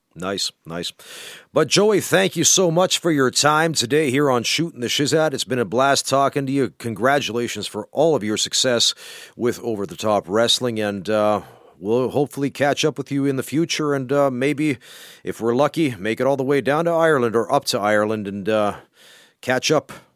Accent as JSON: {"language": "English", "country": "Canada", "moved": "yes", "lives_now": "Finland", "said": "You can count me in as a Canadian"}